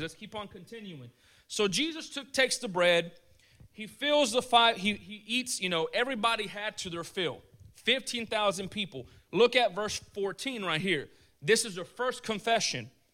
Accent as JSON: {"language": "English", "country": "United States", "said": "I'm an American"}